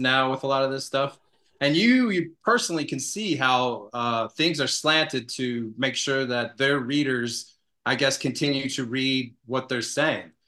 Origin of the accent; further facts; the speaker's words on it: Atlanta, Georgia, United States; moved away as an adult; also born or lived in Savannah, Georgia; now in Colorado, United States; I grew up in Atlanta, Georgia, ended up, uh, living most of my life in Savannah, Georgia